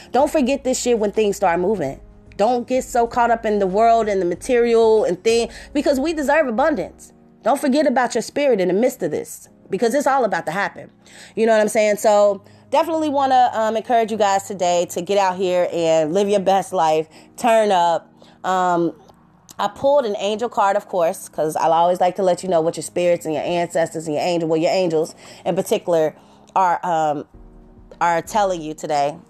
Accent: Cincinnati, Ohio, United States; I'm from Cincinnati

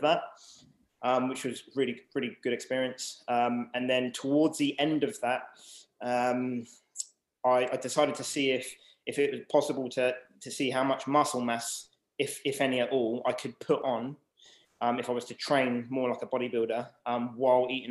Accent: Southampton, South East England, United Kingdom; I was born in Southampton. So 1985, and then basically lived here most of my life

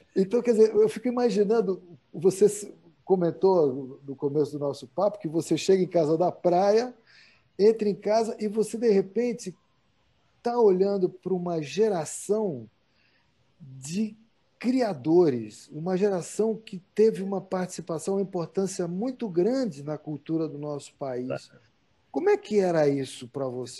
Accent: Brazil; ser brasileiro

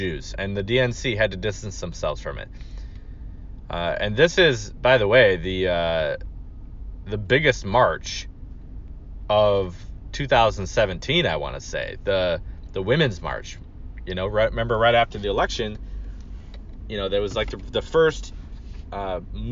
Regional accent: Michigan, United States; Michigan, my home state

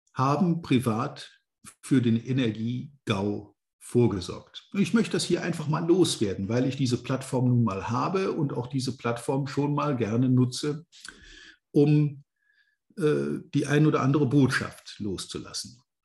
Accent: Rhineland lignite area, North Rhine-Westphalia, Germany; ich auch hier in meiner alten Heimat inzwischen schon länger wieder wohne

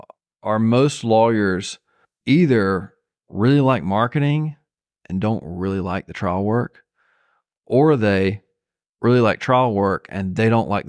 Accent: Zebulon, Georgia, United States; Zebulon, Georgia.

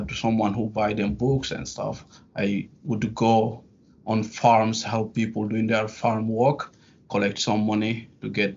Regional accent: Guinea; English is a second language; also born or lived in France; now in New York, United States; I was born in a little village in Guinea

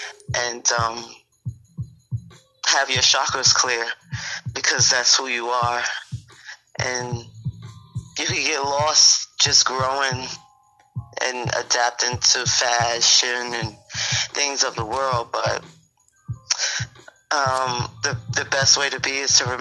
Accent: New York City, New York, United States; I was born at Brookdale Hospital

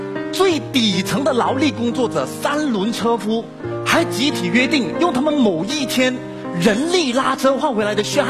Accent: Malaysia; 我是马来西亚人，我热爱我的国家马来西亚，那是我的国籍认同。但是同时间我是华人，我热爱中华文化，那是我的文化身份认同。

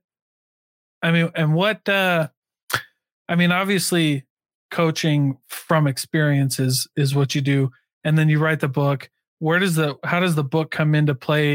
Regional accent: Iowa, United States; moved away; I came from Iowa

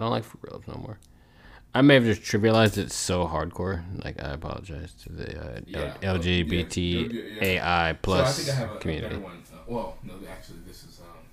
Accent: New York, United States; I'm from New York

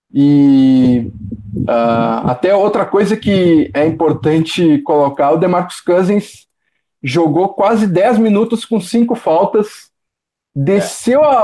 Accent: Porto Alegre, Rio Grande do Sul, Brazil; Eu que sou de Porto Alegre, estava em São Paulo

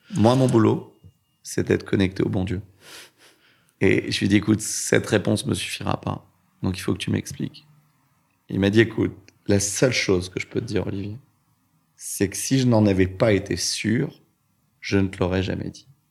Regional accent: Orly, Île-de-France, France; also born or lived in Vitry-sur-Seine; J'ai grandi en, en banlieue, dans, à Orly et Choisy-le-Roi

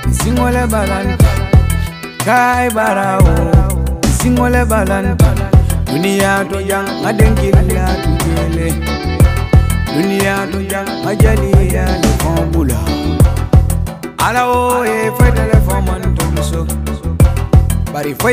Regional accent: Mali; Italian is a second language; now in Rionero in Vulture, Italy; vengo dal Mali, sono in Italia dal 2017, vivo a Rianero in Vulture

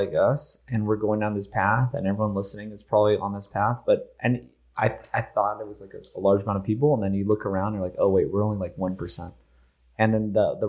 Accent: Hawaii, United States; also born or lived in California; now in Austin, United States; I'm from Hawaii. Though. I'm not from California.

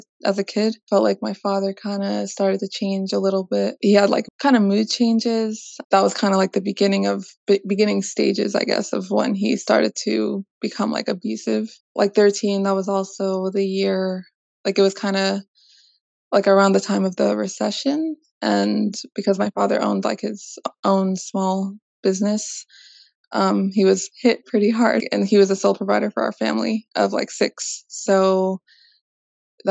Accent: Vallejo, California, United States; I am from Vallejo, California

